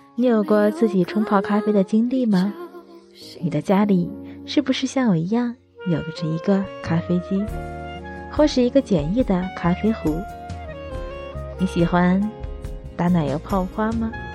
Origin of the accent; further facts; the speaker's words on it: Tianjin, China; 相信如果你也生活在天津，或者曾经生活在天津，一定应该知道这个节目。不错。我也是听着那个节目慢慢长大的。